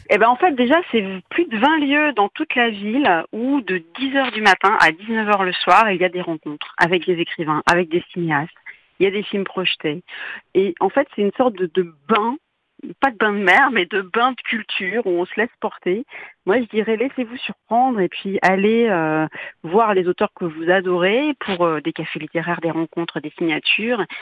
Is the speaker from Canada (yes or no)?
no; Saint-Malo, Brittany, France; chez nous à Saint-Malo